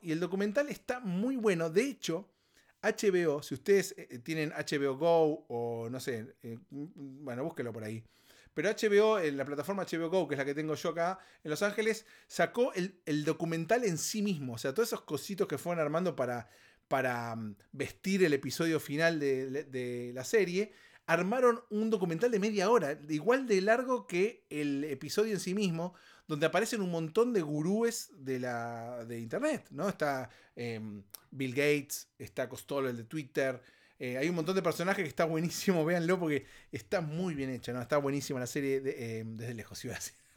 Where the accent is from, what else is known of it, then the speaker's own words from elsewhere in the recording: Argentina; moved away; Argentina, en mi país, en mi país de origen